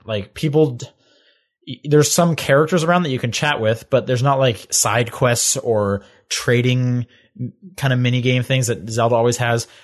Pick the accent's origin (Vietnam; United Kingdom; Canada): Canada; growing up in Canada